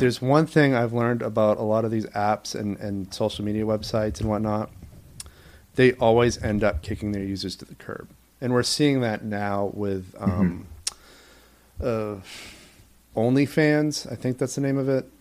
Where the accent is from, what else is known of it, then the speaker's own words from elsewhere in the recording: Maine, United States; moved away as an adult; also born or lived in New York; my home state of Maine